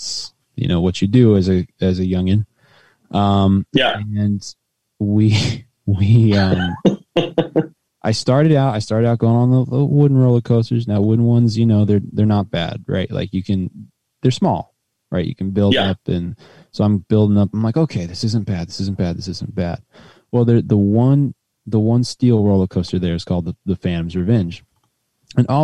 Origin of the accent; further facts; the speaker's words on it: West Virginia, United States; I'm from West Virginia.